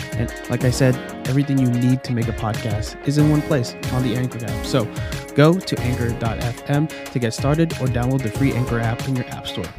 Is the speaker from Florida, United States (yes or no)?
yes; Florida, United States; born or raised there; also born or lived in Queens, New York